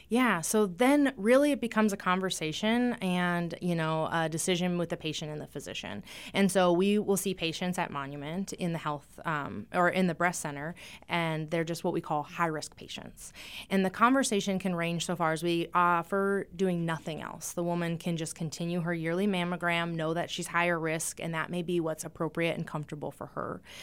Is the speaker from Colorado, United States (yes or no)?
no; eastern Montana, United States; moved away as an adult; also born or lived in North Dakota / Seattle, Washington; now in Rapid City, United States; I was born in North Dakota, but I grew up in eastern Montana in a small town.